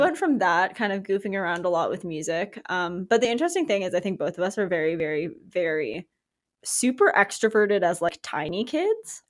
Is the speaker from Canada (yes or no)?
yes; Victoria, British Columbia, Canada; we're from Victoria